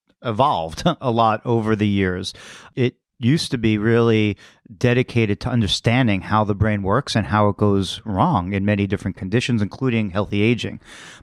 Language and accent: English; Queens, New York, United States; Born in Brooklyn, grew up in Queens